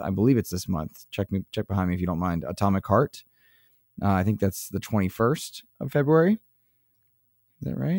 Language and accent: English; United States; for being American